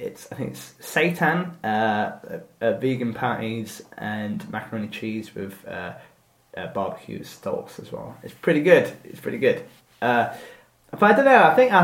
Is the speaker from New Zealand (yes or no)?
no; United Kingdom; we're so British.